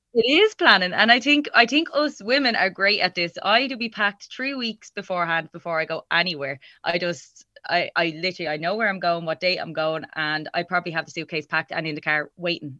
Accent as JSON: {"language": "English", "country": "Ireland", "said": "us as Irish people"}